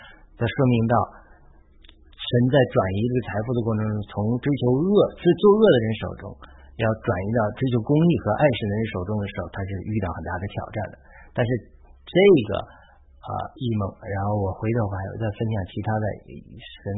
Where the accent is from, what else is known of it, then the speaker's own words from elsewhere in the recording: China; moved away as an adult; now in United States; 神用我的农村老家来代表中国。